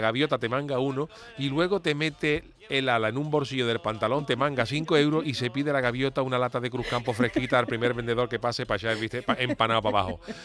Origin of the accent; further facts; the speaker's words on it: Cádiz, Andalusia, Spain; now in Seville, Spain; para los que somos de Cádiz